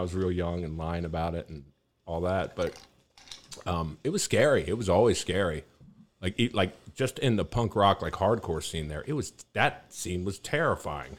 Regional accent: Maryland, United States; also born or lived in Prince George's County, Maryland / Montgomery County, Maryland; now in Austin, United States; I was born in Prince George's County, Maryland. I grew up there for a little while and then moved to Montgomery County, Maryland

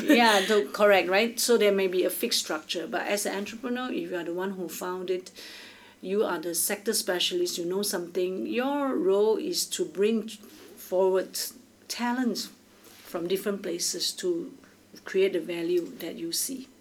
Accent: Singapore; I'm from Singapore

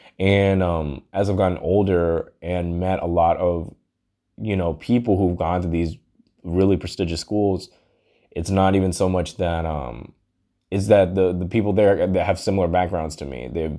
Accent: Hong Kong; moved away; also born or lived in London, United Kingdom / Texas, United States; I'm half Indian, half black, and I was born in London, raised in Hong Kong. And then I moved to Texas.

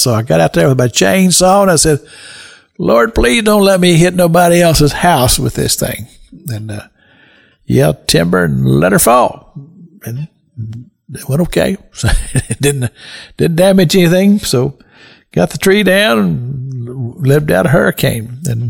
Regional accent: Kentucky, United States; moved away as an adult; now in Florida, United States; I'm from Kentucky. I'm not original Floridian. However, I have been in Florida 45 years at least. Well, actually longer than that. My goodness, I've been here over 50 years.

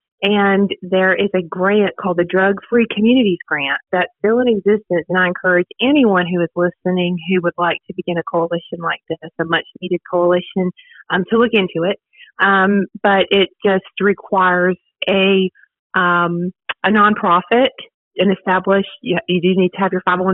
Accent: Virginia, United States; moved away as an adult; now in Dothan, United States; I'm from Virginia originally. Moved to Dothan about 10 years

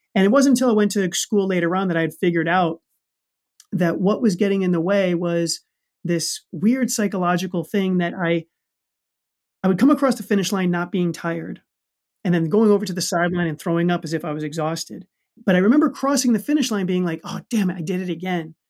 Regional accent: New York City, New York, United States; I grew up in the Bronx

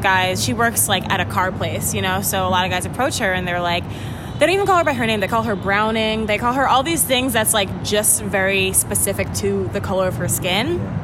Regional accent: Jamaica; I'm Jamaican

